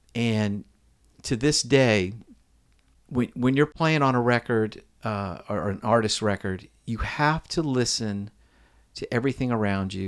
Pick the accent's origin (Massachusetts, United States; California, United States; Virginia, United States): Virginia, United States; Alexandria; now in Nashville, United States; I was born in Alexandria, Virginia